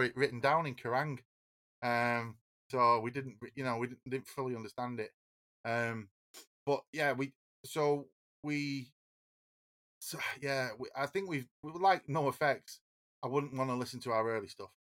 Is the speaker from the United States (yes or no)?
no; Oldham, North West England, United Kingdom; we're from Oldham